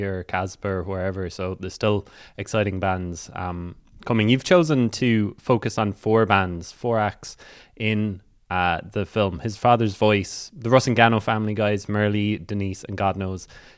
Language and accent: English; Cork, Munster, Ireland; also born or lived in Rosscarbery; I'm from Cork